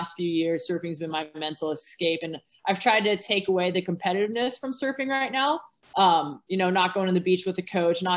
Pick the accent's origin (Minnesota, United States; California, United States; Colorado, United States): California, United States; Orange County; I grew up in Orange County, California